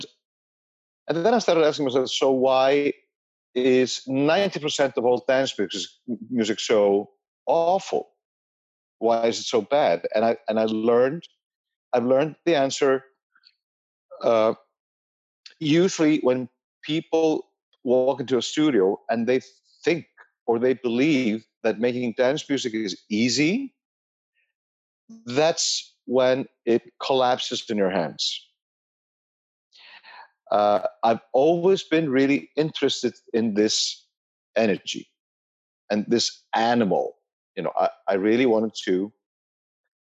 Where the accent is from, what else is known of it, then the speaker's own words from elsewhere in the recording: Reykjavik, Capital Region, Iceland; I'm born and raised in Reykjavik in 1970